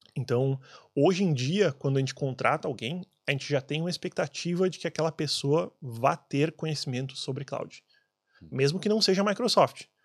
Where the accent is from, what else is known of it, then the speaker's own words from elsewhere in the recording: Brazil; moved away; eu sendo brasileiro